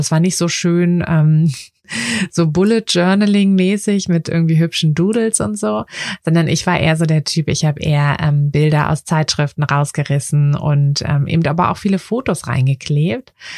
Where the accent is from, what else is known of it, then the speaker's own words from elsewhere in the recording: Berlin, Germany; in meiner Heimatstadt, also in Berlin